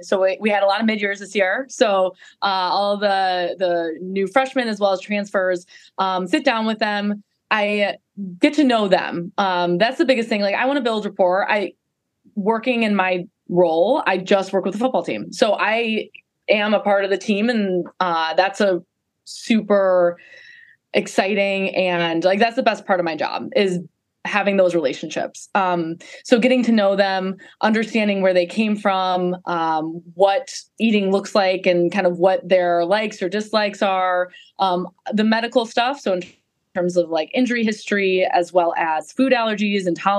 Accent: a suburb of Chicago, Illinois, United States; moved away as an adult; now in Madison, United States; I am originally from a suburb of Chicago

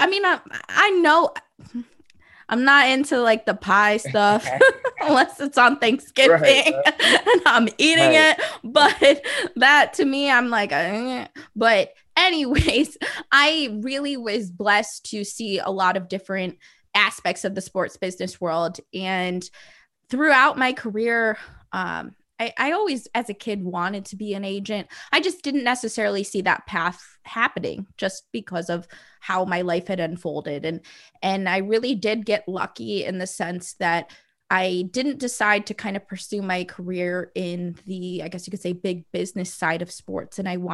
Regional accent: Midwest, United States; also born or lived in South Florida / Ontario; I grew up living in the Midwest, in South Florida. I actually went to a high school in Ontario.

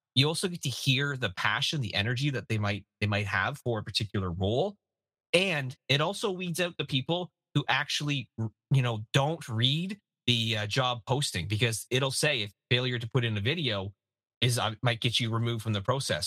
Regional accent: Canada; As a Canadian

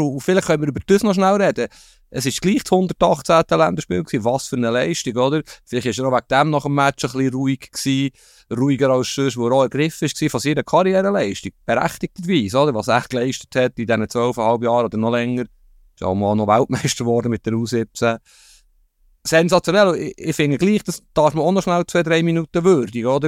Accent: Bern, Switzerland; Darf ich das sagen als Berner

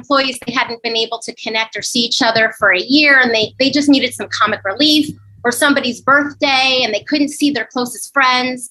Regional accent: Northern New Jersey, United States; moved away as an adult; also born or lived in Upper West Side, Manhattan, New York; now in New York City, United States; I'm from New Jersey originally, Northern New Jersey

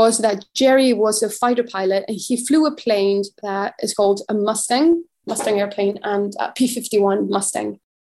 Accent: Mexico; I'm from Mexico

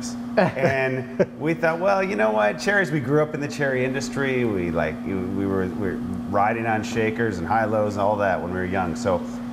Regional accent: Old Mission Peninsula, Michigan, United States; we grew up out here on Old Mission Peninsula

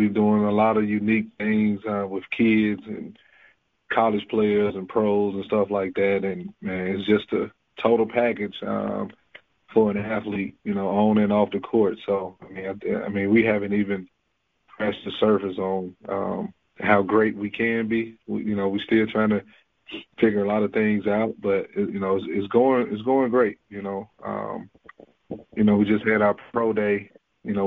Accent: McComb, Mississippi, United States; growing up in Macomb, man, you know, there was no NBA players

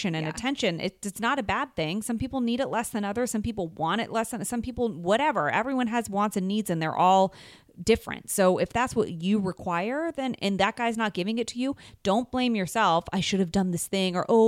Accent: San Francisco, California, United States; now in Los Angeles, United States; I'm from San Francisco originally

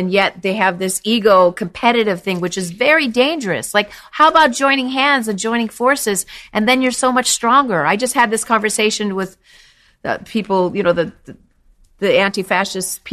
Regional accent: New York, United States; now in Los Angeles, United States; New York originally, but yeah, I live in LA now. I'm definitely a New Yorker

